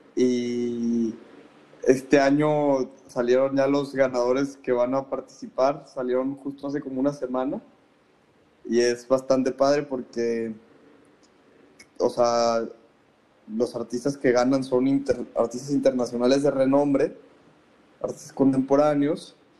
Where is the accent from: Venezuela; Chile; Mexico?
Mexico; now in Guadalajara, Mexico; resido en la ciudad de Guadalajara, Jalisco, México, soy mexicano